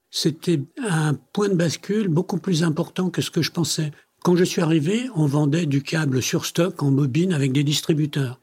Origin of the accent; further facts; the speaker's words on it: France; also born or lived in Italy; je suis né en Italie, mes parents m'ont amené en France quand j'avais 7 ans, donc j'ai fait toutes mes études en France